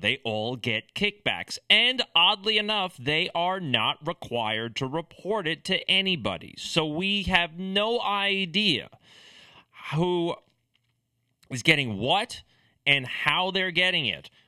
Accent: United States; as an American

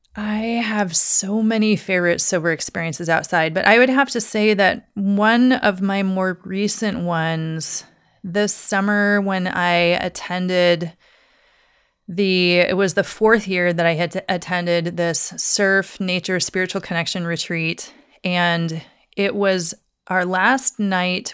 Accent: Douglas, Wyoming, United States; moved away as an adult; also born or lived in Salem, Oregon / Seattle, Washington / Crystal Mountain, Washington; now in Portland, United States; I grew up in Douglas, Wyoming, very small town.

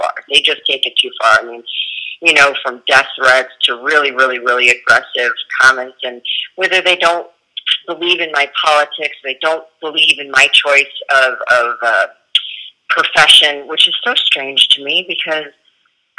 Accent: United States; I'm from America and I'm in a whole other country

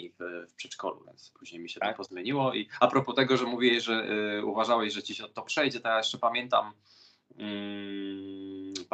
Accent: Chorzów, Silesian Voivodeship, Poland; also born or lived in Siemianowice / Katowice; wychowałem się na Śląsku, można tak powiedzieć.

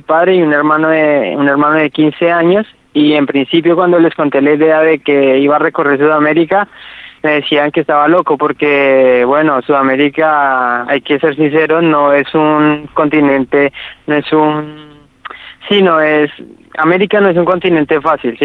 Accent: Ibagué, Tolima, Colombia; moved away as an adult; soy ibaguereño, tolimense. Esa es la ciudad de donde nací, en Colombia

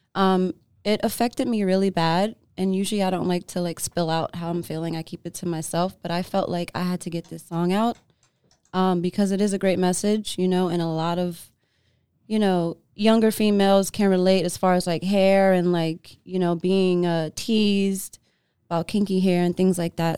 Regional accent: New York, United States; moved away as an adult; now in Los Angeles, United States; I was born in L A. I was raised in New York.

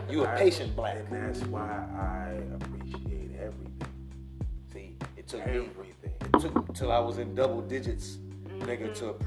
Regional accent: Queens, New York, United States; See, I'm from

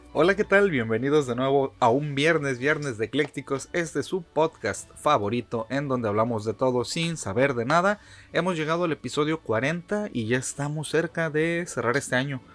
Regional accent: Mexico City, Mexico; yo viví, nací en la Ciudad de México, este, toda la vida fue

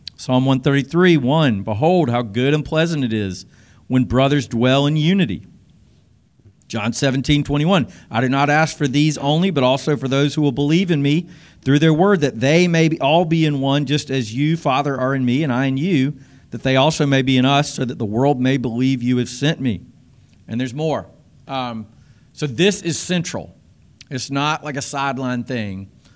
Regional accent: South Carolina, United States; moved away as an adult; growing up in the South, in South Carolina

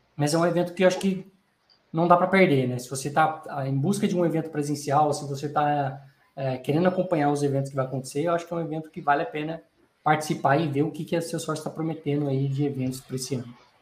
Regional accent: Brazil; sou do Brasil

